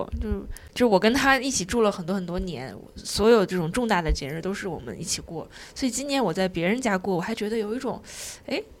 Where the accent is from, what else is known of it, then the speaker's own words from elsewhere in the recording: Shanghai, China; 对，这就是为什么我知道说，哎，我上海人过节。